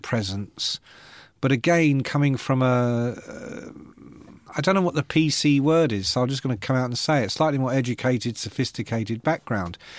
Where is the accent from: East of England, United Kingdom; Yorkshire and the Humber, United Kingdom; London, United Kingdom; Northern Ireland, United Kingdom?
London, United Kingdom; I come from London, and, uh, my parents were not educated